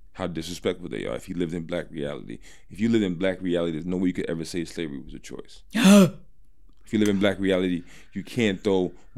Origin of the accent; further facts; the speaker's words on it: Arizona, United States; We're from Arizona.